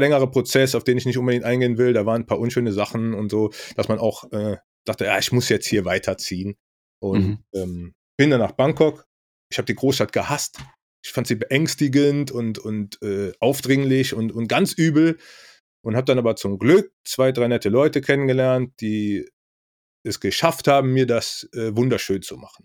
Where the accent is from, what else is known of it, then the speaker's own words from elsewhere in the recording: Rhineland, Germany; ich komme aus dem Rheinland